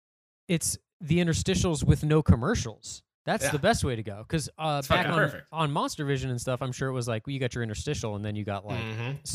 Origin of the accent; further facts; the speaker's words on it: Londonderry, New Hampshire, United States; moved away; also born or lived in Nashua, New Hampshire; I grew up in Londonderry, but I went to high school in Nashua. I worked in Manchester at the mall.